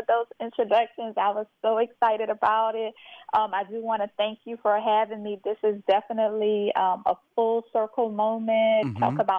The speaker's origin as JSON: {"language": "English", "town": "St. Martinville", "region": "Louisiana", "country": "United States", "said": "so I am originally from St. Martinville, Louisiana, a very small historical town in Louisiana, which is about 25 minutes outside of Lafayette, Louisiana."}